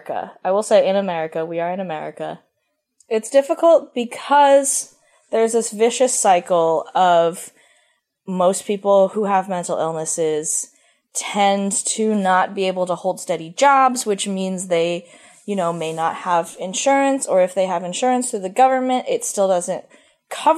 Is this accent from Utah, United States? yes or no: no; Philadelphia, Pennsylvania, United States; moved away as an adult; also born or lived in Columbus, Ohio; I'm from Philadelphia